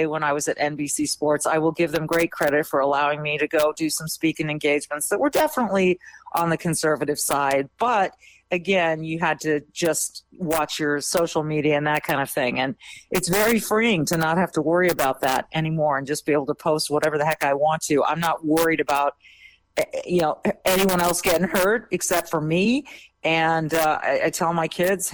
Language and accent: English; Minnesota, United States; as a Minnesotan